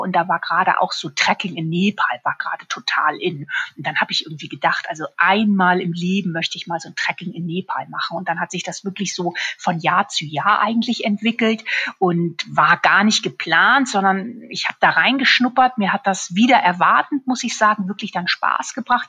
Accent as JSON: {"language": "German", "region": "Hamburg / Schleswig-Holstein", "country": "Germany", "tie": "born or raised there", "also_born_or_lived": "Munich", "moved": "as an adult", "lives_now": "Füssen, Germany", "said": "Ich bin ja in Hamburg geboren und habe in Schleswig-Holstein Abitur gemacht und bin dann zum Studium nach München gegangen"}